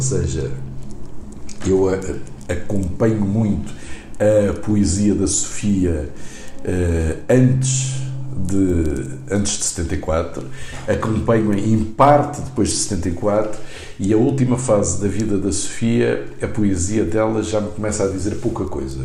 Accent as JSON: {"language": "Portuguese", "country": "Angola", "tie": "born or raised there", "moved": "yes", "lives_now": "Portugal", "said": "eu nasci em Angola"}